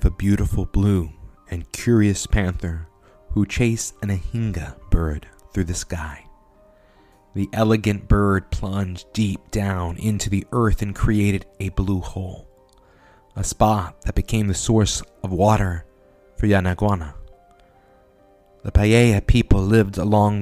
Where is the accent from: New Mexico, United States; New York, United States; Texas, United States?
Texas, United States; San Antonio; we're from San Antonio, Texas